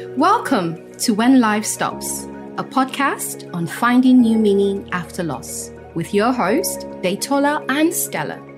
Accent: Cross River, Nigeria; I am from Cross River State

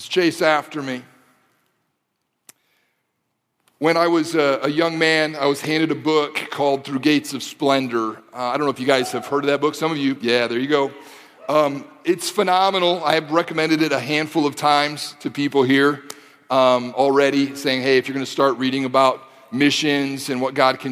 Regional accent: Detroit, Michigan, United States; I grew up in the Michigan, Detroit area

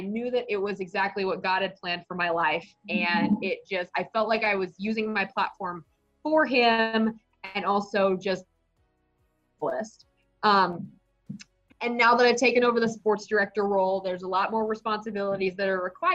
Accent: Dallas, Texas, United States; moved away as an adult; also born or lived in Dodge City, Kansas / Wichita, Kansas; now in Kansas City, United States; I grew up in Dallas

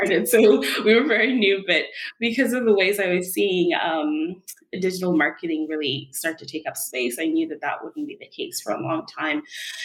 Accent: Kenya; moved away as an adult; now in Canada; I'm from Kenya, and I came to Canada on my own to attend university

